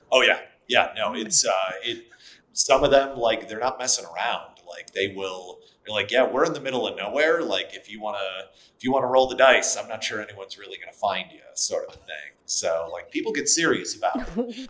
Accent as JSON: {"language": "English", "region": "Wisconsin", "country": "United States", "tie": "born or raised there", "said": "I grew up in Wisconsin"}